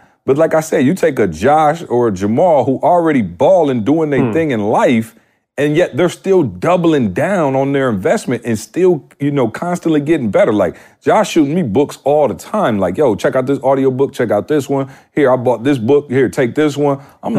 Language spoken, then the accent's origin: English; Midwest, United States; I'm from the Midwest. I didn't even know motivational speaking was a career.